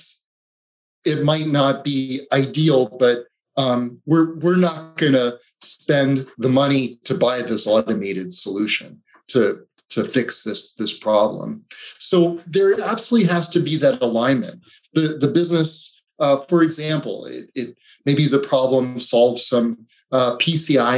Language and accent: English; East Coast, United States; also born or lived in Delaware; I grew up on the East Coast